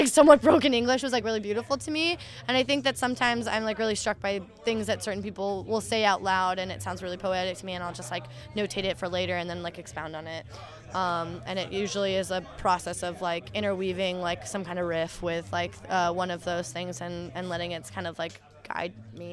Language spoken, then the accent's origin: English; Oregon, United States; moved away as an adult; also born or lived in Philadelphia; I'm from Oregon originally